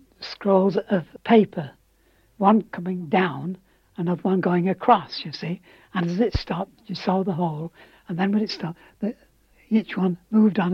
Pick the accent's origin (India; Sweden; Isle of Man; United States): Isle of Man; Douglas; I was born in 1902 on the Crescent Promenade where the Crescent Cinema is at present, and it was called Glen Lyon.